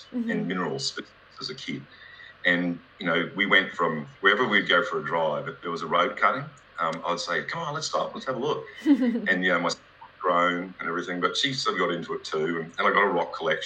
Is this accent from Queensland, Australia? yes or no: yes; Queensland, Australia; I grew up in Queensland in Australia. I grew up on a banana farm